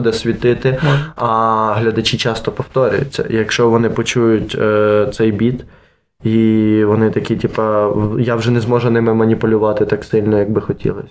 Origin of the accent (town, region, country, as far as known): Lviv, Lviv Oblast, Ukraine; born or raised there